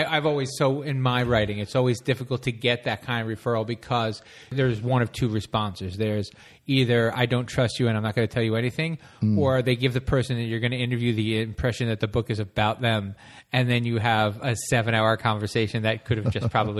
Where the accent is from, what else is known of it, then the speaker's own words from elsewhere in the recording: New Jersey, United States; moved away; I'm originally from New Jersey